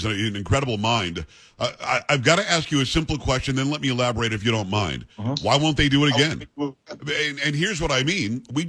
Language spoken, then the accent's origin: English; Palm Beach County, Florida, United States; I grew up in Palm Beach County on the other side of the tracks. I wasn't on Palm Beach.